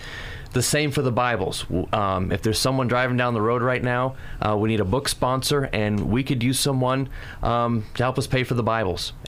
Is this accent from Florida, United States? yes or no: yes; Clearwater, Florida, United States; I live in Pinellas County. I'm from Clearwater.